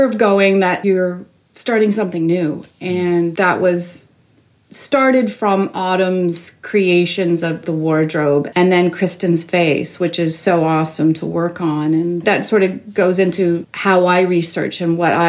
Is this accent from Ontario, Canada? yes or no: yes; Toronto, Ontario, Canada; I grew up in Toronto, born and raised